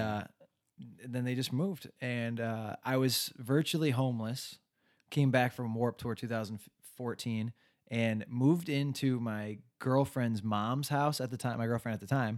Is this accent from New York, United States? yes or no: no; Westland, Michigan, United States; also born or lived in Livonia, Michigan; I was born in Westland, Michigan, small town, uh, went to high school there, and then commuted to college from there